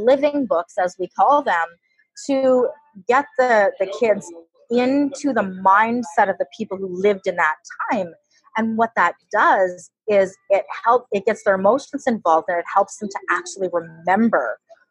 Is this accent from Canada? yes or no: yes; Canada; we're Canadian